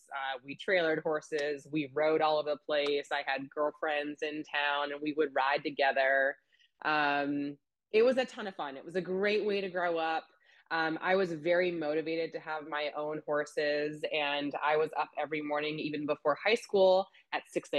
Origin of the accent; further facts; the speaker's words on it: California, United States; born there; also born or lived in Illinois / Florida; So I was a Navy brat myself. So I was born in California, just outside of San Francisco. My dad was a Navy pilot. So we bounced around quite a bit when I was younger.